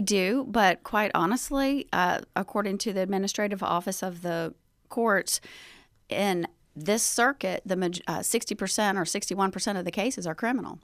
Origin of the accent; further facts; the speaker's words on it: Chamblee, Georgia, United States; moved away as an adult; now in Athens, United States; I'm from DeKalb County. I grew up, um, at the time it was called Chambly